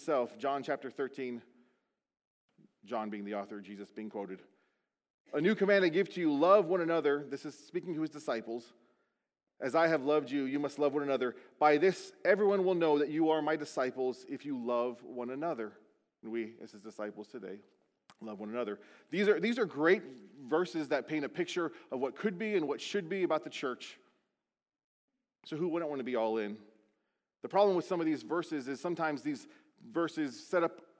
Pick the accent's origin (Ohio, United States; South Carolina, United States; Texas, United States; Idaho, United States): South Carolina, United States; Beaufort; born or raised there; moved away